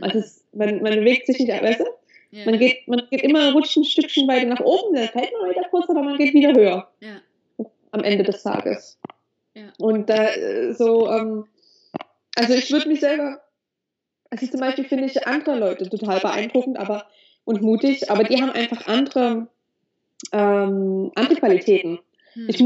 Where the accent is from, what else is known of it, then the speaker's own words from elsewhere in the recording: Germany; moved away as an adult; now in Dahab, Egypt; ich bin in Deutschland geboren. Ich habe das Glück, in Deutschland geboren zu sein.